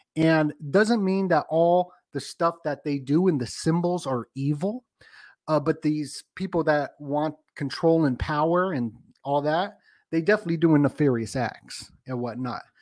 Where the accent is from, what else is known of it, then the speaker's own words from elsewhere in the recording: Las Vegas, Nevada, United States; I'm from Las Vegas